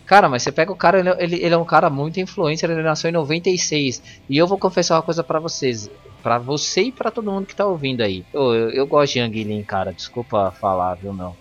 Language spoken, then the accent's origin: Portuguese; Brazil; a gente é brasileiro